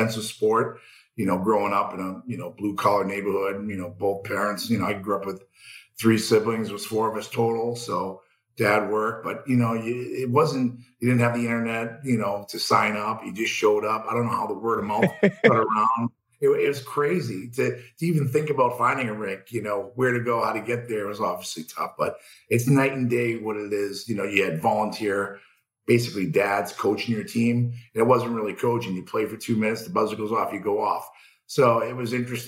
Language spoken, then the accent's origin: English; Boston, Massachusetts, United States; I grew up in Boston